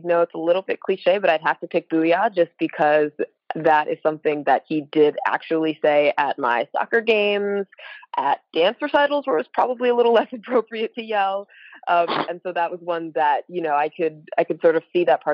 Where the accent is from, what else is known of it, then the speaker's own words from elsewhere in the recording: Connecticut, United States; Well, I'm from Connecticut